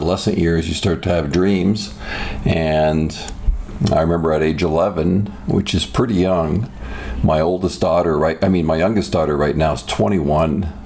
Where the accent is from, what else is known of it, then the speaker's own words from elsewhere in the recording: Toronto, Ontario, Canada; now in United States; my childhood was great. It was just it was in the Greater Toronto area